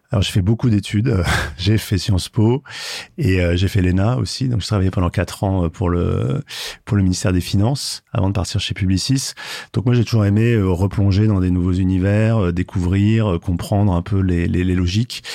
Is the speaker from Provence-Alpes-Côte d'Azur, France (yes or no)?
yes; Marseille, Provence-Alpes-Côte d'Azur, France; now in Paris, France; je suis marseillais, euh, mais maintenant, ça fait assez longtemps que j'habite Paris